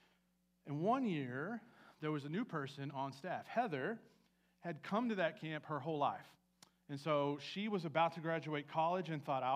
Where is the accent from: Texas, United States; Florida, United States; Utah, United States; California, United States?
Texas, United States; West; also born or lived in Andrews, Texas / El Dorado, Texas / Midland, Texas / Rankin, Texas; I was born in Andrews, Texas, way out west. My dad worked in the oil field, so we moved all around West Texas.